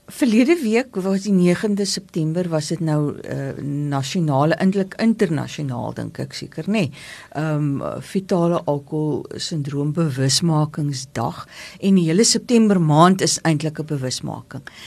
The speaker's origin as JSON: {"language": "Afrikaans", "town": "Paarl", "region": "Western Cape", "country": "South Africa", "said": "Ek kom uit die Parel uit."}